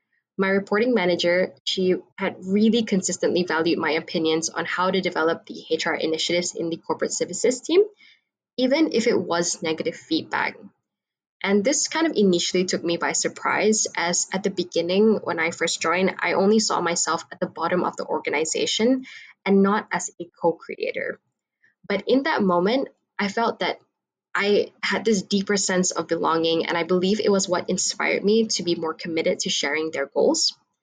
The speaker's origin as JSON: {"language": "English", "country": "Malaysia", "said": "I'm from Malaysia and I'm currently a strategic marketing student here at Monash University."}